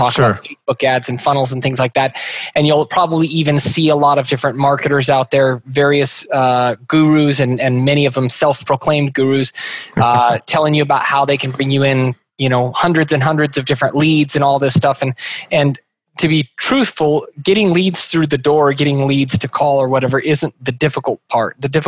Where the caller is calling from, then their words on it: Meridian, Idaho, United States; Meridian, Idaho, which is right next to Boise. So pretty much Boise, Idaho.